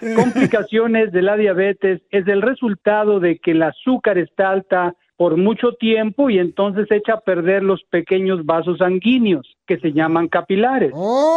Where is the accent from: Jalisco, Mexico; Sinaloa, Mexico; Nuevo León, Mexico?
Nuevo León, Mexico; Monterrey; moved away; allá en mi tierra en Monterrey